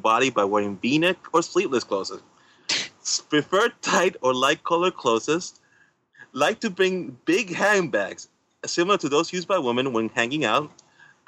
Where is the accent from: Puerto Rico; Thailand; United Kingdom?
Puerto Rico; I'm from Puerto Rico